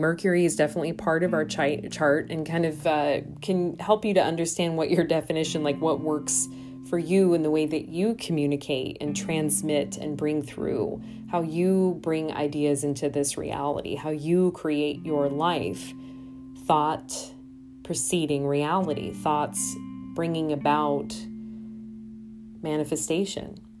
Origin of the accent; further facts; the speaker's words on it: Iowa, United States; now in Milwaukee, United States; my home state, uh, I think of One Iowa specifically